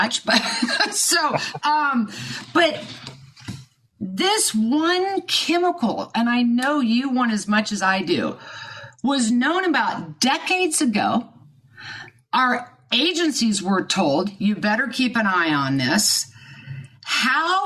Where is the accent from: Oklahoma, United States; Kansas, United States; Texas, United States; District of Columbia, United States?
Kansas, United States; I was born and raised in Kansas